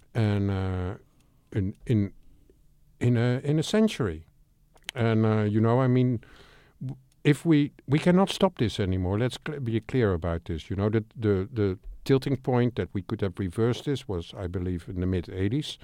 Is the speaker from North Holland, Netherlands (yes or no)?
yes; Amsterdam, North Holland, Netherlands; I'm from Amsterdam